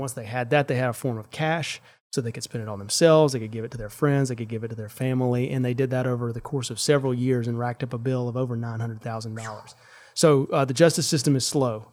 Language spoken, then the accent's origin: English; Sandersville, Mississippi, United States; I grew up in Sandersville, which is a town of seven hundred people